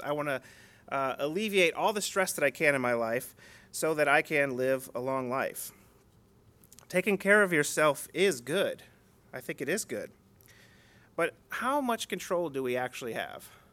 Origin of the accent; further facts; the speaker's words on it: United States; the culture we grew up in here in America.